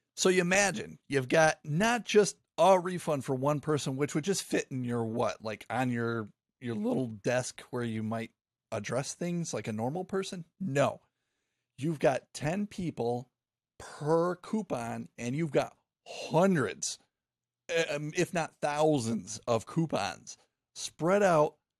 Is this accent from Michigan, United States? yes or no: yes; Michigan, United States; I grew up in Michigan